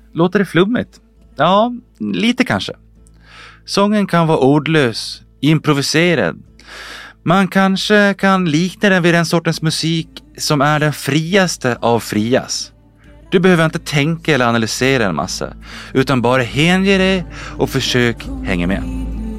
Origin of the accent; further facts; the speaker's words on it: Gotland, Sweden; som vi gotlänningar säger